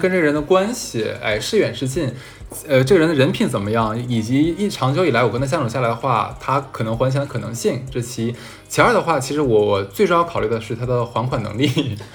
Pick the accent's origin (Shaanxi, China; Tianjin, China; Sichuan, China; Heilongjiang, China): Heilongjiang, China; Harbin; moved away; 我前段时间回哈尔滨